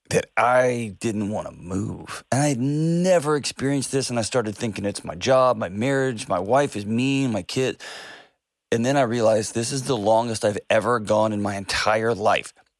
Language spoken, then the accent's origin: English; West Texas, United States; moved away as an adult; now in Nashville, United States; growing up in Texas